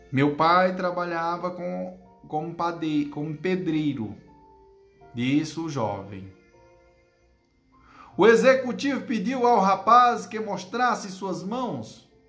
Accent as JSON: {"language": "Portuguese", "region": "Northeast Region", "country": "Brazil", "said": "É como diz o nordestino, né? Eu, que sou nordestino com maior orgulho, né?"}